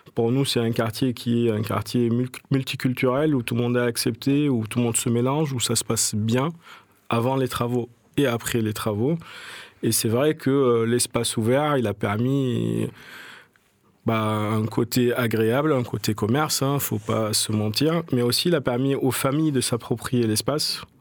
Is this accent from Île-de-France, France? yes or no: no; Marseille, Provence-Alpes-Côte d'Azur, France; j'ai grandi à La Plaine. C'est un quartier que j'adore